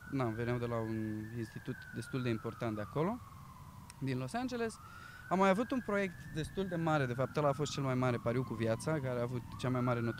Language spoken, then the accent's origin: Romanian; Romania; moved away as an adult; now in London, United Kingdom